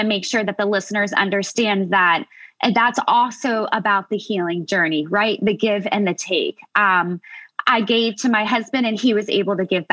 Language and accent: English; United States; I'm American.